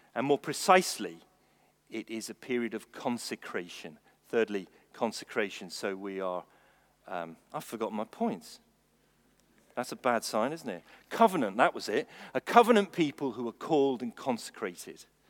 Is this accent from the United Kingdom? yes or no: yes; England, United Kingdom; I'm English.